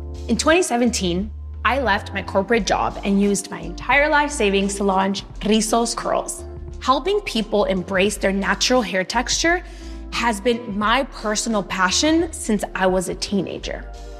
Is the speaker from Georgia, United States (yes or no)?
no; Los Angeles, California, United States; My entrepreneurial spirit comes from growing up in Latino neighborhoods in LA and being surrounded by so many people who are immigrants.